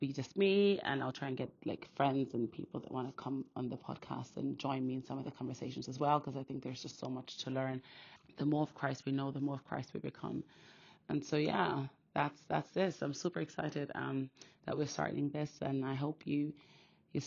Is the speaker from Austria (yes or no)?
yes; Austria; now in United Kingdom; I was born and raised in Austria, actually, so I have two Nigerian parents, and I now live in the UK